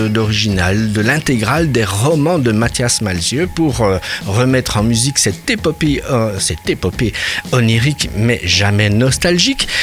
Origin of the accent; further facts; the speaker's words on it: Brussels, Brussels-Capital Region, Belgium; chez nous à Bruxelles